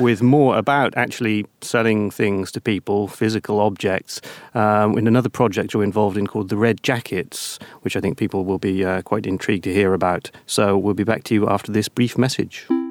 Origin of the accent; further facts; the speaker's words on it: United Kingdom; now in Latvia; being British